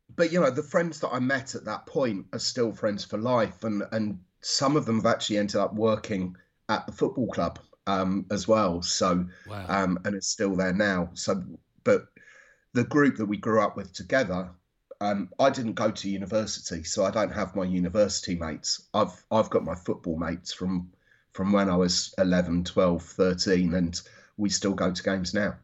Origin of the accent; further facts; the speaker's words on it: Watford, East of England, United Kingdom; also born or lived in London; I grew up there. I was I was born in London, but we moved to moved to Watford when I was three months old.